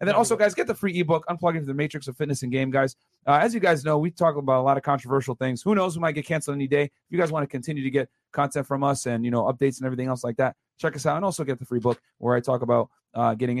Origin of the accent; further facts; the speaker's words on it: New York City, New York, United States; moved away; I was born in Brooklyn myself in the 90s, and I lived there through my childhood